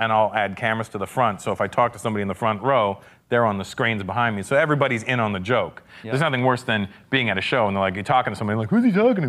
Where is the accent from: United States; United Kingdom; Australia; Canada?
Canada; I am Canadian